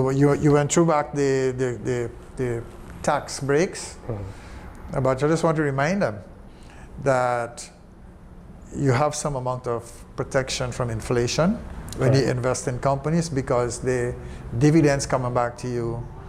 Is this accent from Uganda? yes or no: no; Guyana; my home country, Guyana.